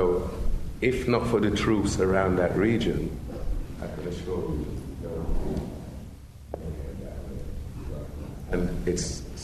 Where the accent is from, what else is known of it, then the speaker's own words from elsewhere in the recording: Sierra Leone; I'm from Sierra Leone, but I've been back at least a year or so.